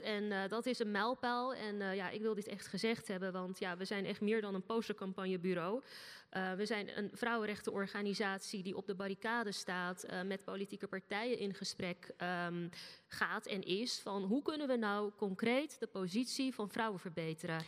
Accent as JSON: {"language": "Dutch", "town": "Rotterdam", "region": "South Holland", "country": "Netherlands", "tie": "born or raised there", "said": "Rotterdam. Mijn hometown"}